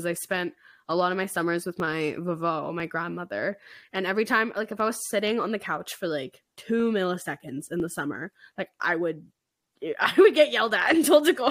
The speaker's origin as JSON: {"language": "English", "region": "Alberta", "country": "Canada", "said": "We're from Alberta. It's so cold."}